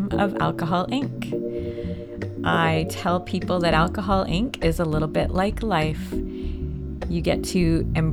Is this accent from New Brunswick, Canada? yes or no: no; Southern Ontario, Canada; moved away as an adult; also born or lived in Saskatchewan; now in Sault Ste. Marie, Canada; My husband and I are both from Southern Ontario, and we moved to the prairies with our four kids